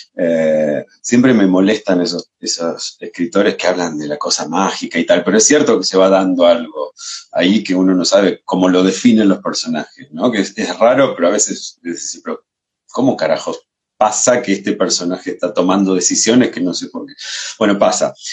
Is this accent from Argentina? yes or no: yes; Rosario, Santa Fe, Argentina; also born or lived in Barcelona; now in Buenos Aires, Argentina; Yo soy rosarino, trasplantado a Buenos Aires hace muchos años